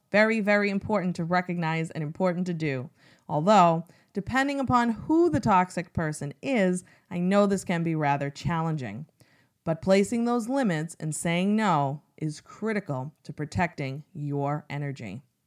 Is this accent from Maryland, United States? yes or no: no; Massachusetts, United States; my home state